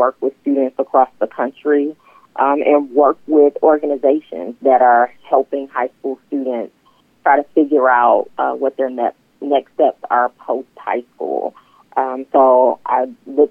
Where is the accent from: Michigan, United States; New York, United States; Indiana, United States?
Michigan, United States; Detroit; now in Franklin, United States; I am originally from Detroit, born and raised